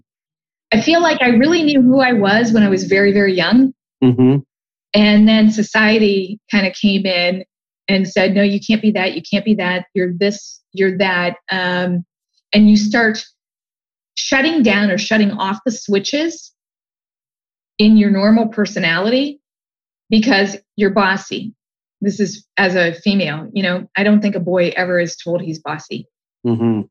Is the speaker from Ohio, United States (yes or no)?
yes; Canton, Ohio, United States; also born or lived in Columbus, Ohio; I grew up in Canton, Ohio, which is a fairly blue collar town